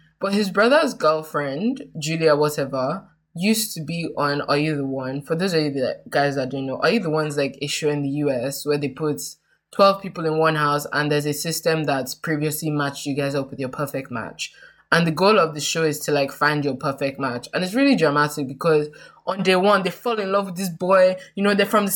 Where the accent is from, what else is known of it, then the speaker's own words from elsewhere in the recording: Nigeria; us being Nigerian